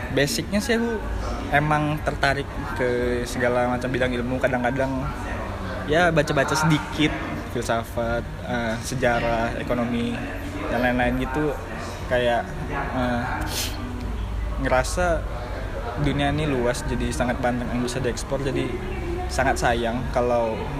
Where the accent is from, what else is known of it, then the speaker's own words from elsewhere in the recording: Pekanbaru, Riau, Indonesia; moved away as an adult; now in Yogyakarta, Indonesia; kami berdua dari Pekanbaru Riau